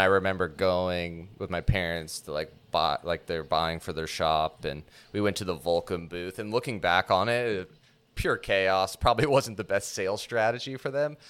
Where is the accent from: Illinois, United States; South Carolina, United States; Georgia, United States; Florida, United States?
Florida, United States; Orlando; I grew up here in Orlando